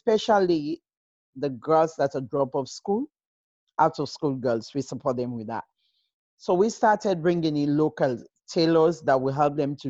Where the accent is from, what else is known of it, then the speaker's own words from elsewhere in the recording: Sierra Leone; moved away as an adult; also born or lived in United Kingdom; born and raised in Sierra Leone, just lucky to be in the UK for years now